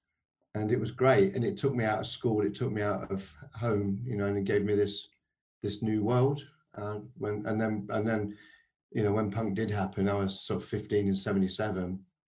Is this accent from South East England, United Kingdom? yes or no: no; outside Nottingham, East Midlands, United Kingdom; I grew up 6 miles outside of Nottingham on a post-war estate.